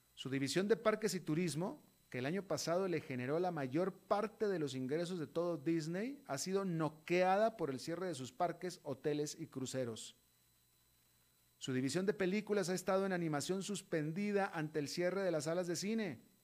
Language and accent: Spanish; Mexico; also born or lived in United States; como mexicano y como latinoamericano